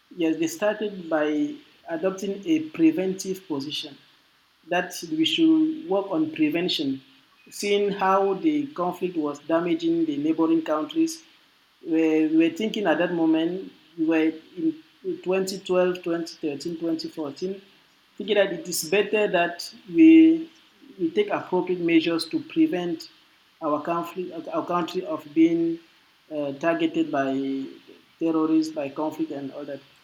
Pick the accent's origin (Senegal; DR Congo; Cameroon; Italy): Cameroon; Francophone Cameroon; I'm from the French-speaking part, so I speak French